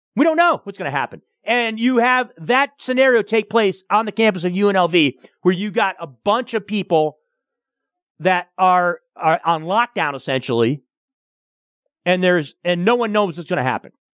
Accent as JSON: {"language": "English", "region": "Michigan", "country": "United States", "tie": "born or raised there", "said": "Growing up in Michigan, obviously we do have tornadoes"}